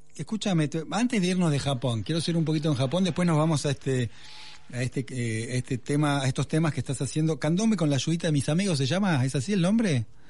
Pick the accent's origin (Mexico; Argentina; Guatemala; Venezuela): Argentina; somos autorreferenciales los argentinos